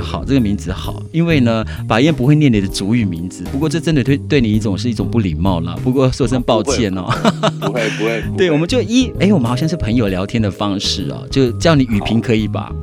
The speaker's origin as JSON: {"language": "Chinese", "town": "Jianshi", "region": "Hsinchu County", "country": "Taiwan", "tie": "born or raised there", "said": "我的老家哦，尖石乡"}